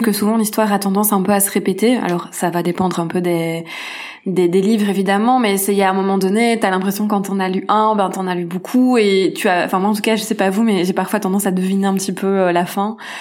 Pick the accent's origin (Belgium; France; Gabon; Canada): Belgium; je suis une petite Belge